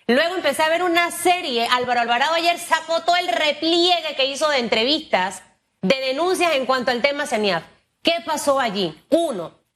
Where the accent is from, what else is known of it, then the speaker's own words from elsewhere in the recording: Panama; yo como periodista, como panameña, como mujer